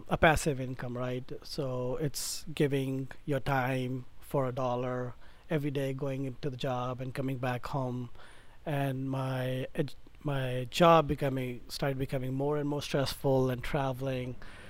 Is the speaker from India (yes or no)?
yes; India; moved away as an adult; now in United States; originally I'm from India